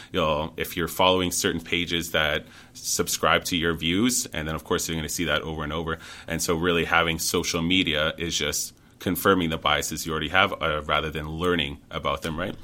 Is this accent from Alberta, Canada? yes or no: yes; Frog Lake, Alberta, Canada; I'm from Frog Lake